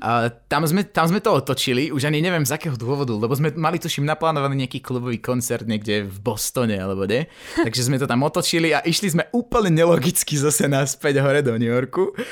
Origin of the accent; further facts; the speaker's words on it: Slovakia; doma na Slovensku